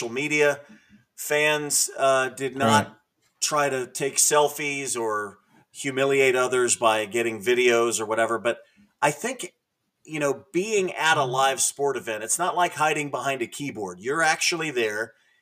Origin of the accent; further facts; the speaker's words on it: Southern California, United States; also born or lived in Southborough, Massachusetts; My grandfather moved us out to the West Coast when my grandmother got tuberculosis. And so I grew up in Southern California